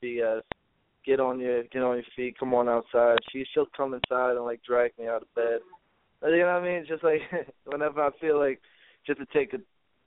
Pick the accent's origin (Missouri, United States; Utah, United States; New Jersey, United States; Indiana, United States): New Jersey, United States; I'm from New Jersey